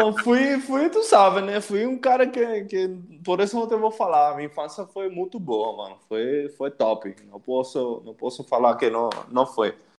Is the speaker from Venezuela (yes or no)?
yes; Puerto Ordaz, Bolívar, Venezuela; Portuguese is a second language; moved away; nasci em uma cidade chamada, chamada de Puerto Ordaz. fica no estado Bolívar, em Venezuela